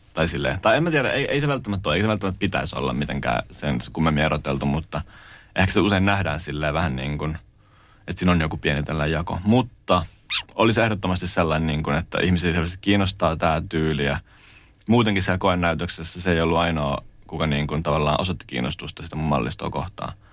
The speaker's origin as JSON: {"language": "Finnish", "town": "Lahti", "region": "Päijänne Tavastia", "country": "Finland", "tie": "born or raised there", "said": "mä oon alun perin Lahdesta kotoisin ja tavallaan mä oon käynyt lukio Kannaksen, Kannaksen lukion"}